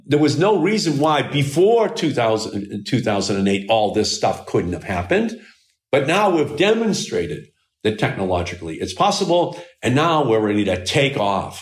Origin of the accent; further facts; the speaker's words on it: Malden, Massachusetts, United States; I still live in Malden. I still live in the same house that I grew up